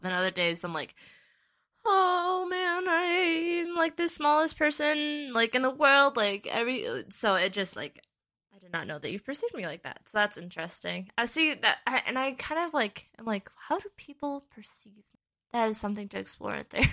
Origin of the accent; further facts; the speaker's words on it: Western Wisconsin, United States; we grew up in Western Wisconsin